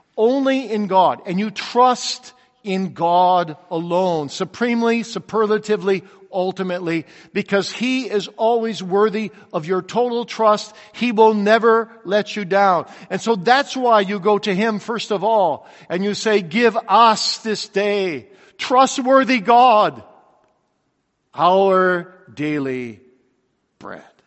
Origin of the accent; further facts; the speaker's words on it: Kalamazoo, Michigan, United States; I grew up in Kalamazoo, Michigan